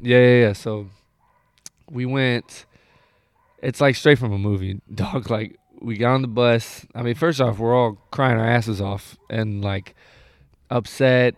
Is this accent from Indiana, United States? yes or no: yes; Indianapolis, Indiana, United States; moved away as an adult; now in Sacramento, United States; growing up in Indiana is like um, it's not as much like people think it's just like cornfields and shit, but yeah. like where I'm from, I'm from Indianapolis